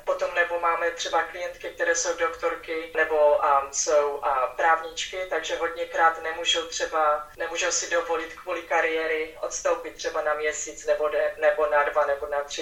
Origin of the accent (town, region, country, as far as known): Czechia; born or raised there; moved away as an adult; now in Houston, United States